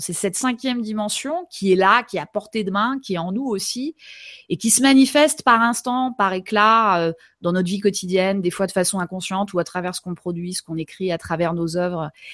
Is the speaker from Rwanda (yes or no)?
no; Pays de la Loire, France; je suis née dans le Maine-et-Loire en 1980